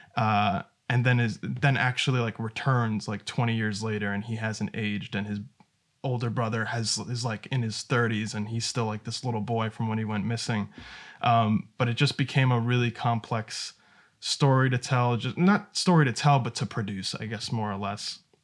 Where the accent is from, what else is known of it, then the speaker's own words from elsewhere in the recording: New York, United States; I'm from New York